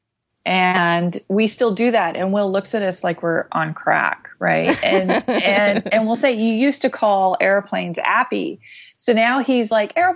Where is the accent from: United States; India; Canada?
Canada; Being Canadian